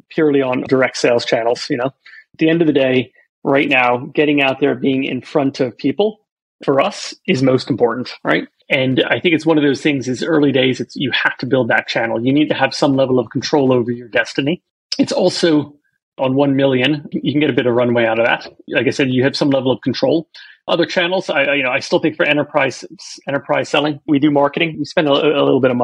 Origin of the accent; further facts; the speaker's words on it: Florida, United States; also born or lived in Alabama; I was born in America, so I was born in Alabama, grew up in Florida